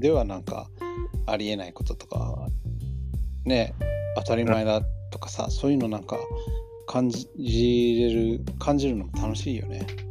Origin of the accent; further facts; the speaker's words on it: United States; Japanese is a second language; now in Japan; 自分がアメリカ人だって忘れてんだなって思う